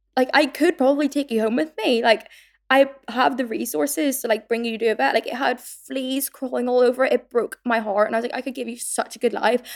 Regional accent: Northern Ireland, United Kingdom; now in London, United Kingdom; growing up in Northern Ireland

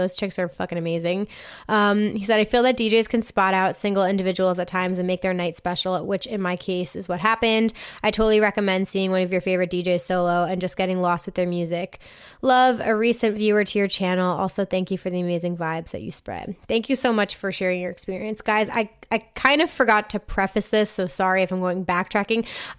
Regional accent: San Antonio, Texas, United States; I just saw … solo in my hometown of San Antonio

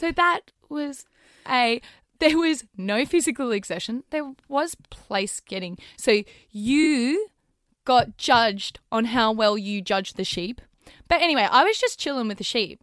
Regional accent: Australia; growing up in Australia

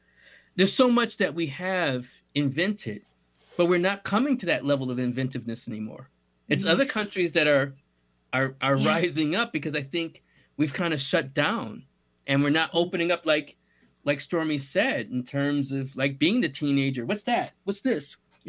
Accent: United States; as an American

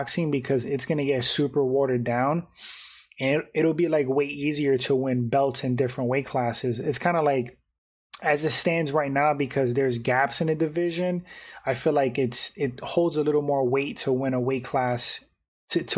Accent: New York City, New York, United States; also born or lived in West Palm Beach, Florida / Fort Lauderdale, Florida / Jacksonville, Florida; I'm from New York, so it's crazy how, like, I could adapt to Florida.

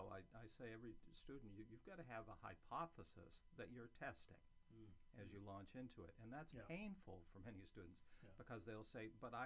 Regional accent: Maine, United States; moved away; I grew up in Maine.

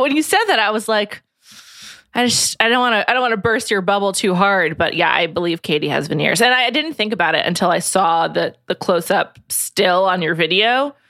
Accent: New York City, New York, United States; Yeah, New York City.

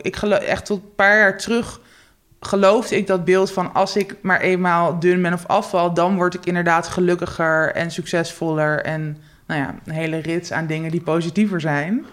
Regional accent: Netherlands; ik ben geboren in Nederland. Met, mijn moeder is Nederlands, mijn vader is Joegoslavisch

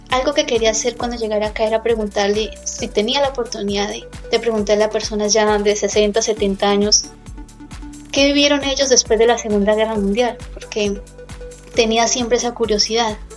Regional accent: Boyacá, Colombia; soy de Colombia, de Boyacá, Colombia. Em, orgullosamente hija de padres campesinos

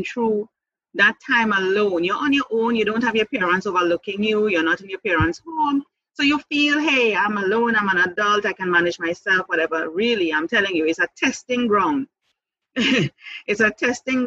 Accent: Trinidad & Tobago; moved away as an adult; also born or lived in Jamaica; I came back to my home country July 2017. So you're actually talking to me in Trinidad and Tobago at this time.

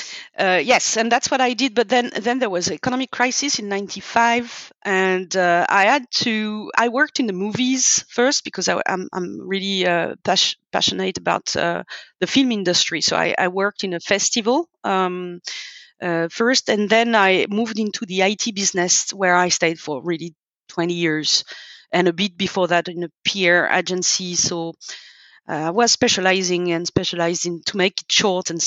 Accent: suburbs of Paris, Île-de-France, France; also born or lived in Nantes / Lyon; when we moved out from Lyon to go to the suburbs of Paris with my parents

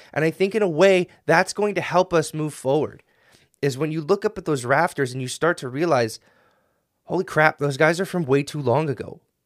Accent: United States; I'm an American

